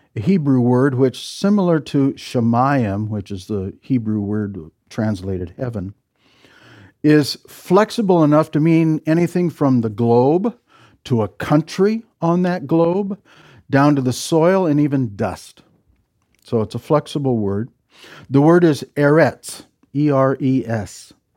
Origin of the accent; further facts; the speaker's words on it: Midwest, United States; I'm from the Midwest